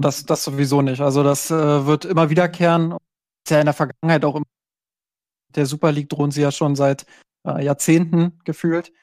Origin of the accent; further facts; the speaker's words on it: Brandenburg, Germany; ich komme äh, aus Brandenburg